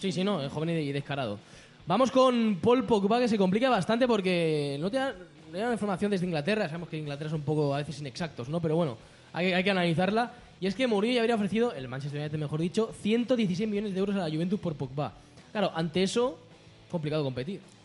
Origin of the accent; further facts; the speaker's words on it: Barcelona, Catalonia, Spain; aquí en Barcelona tenemos la suerte. Los que somos de Barcelona podemos ir a la playa